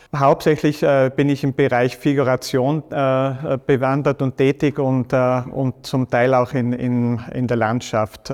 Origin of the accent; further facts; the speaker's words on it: Stams, Tyrol, Austria; das ist so mein Wald in Stamms, wo ich aufgewachsen bin